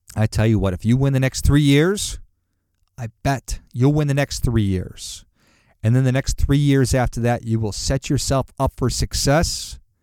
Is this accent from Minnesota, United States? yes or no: yes; Duluth, Minnesota, United States; moved away; also born or lived in Chicago; I grew up in Duluth, Minnesota